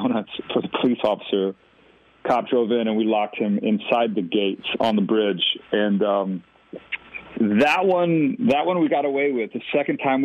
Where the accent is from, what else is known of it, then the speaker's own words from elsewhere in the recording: Texas, United States; We grew up in a tiny little town just outside of Austin